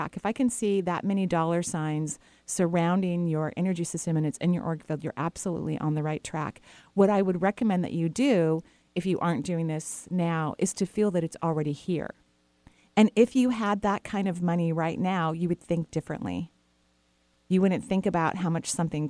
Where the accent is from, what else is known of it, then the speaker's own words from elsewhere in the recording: Bellevue, Washington, United States; we grew up in Bellevue